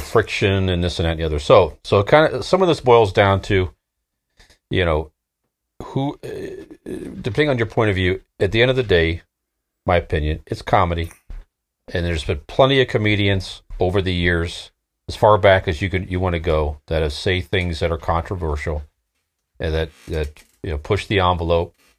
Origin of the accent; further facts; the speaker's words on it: Akron, Ohio, United States; we're from Northeast Ohio. Akron, Ohio